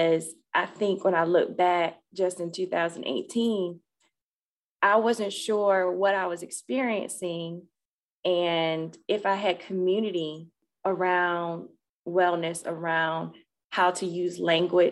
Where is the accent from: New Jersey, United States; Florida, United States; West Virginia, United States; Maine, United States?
Florida, United States; I'm from Florida. So we usually wear sandals and nothing closed toed